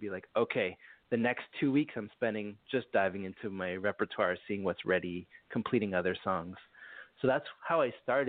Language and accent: English; Montreal, Quebec, Canada; I'm from Montreal, so I speak French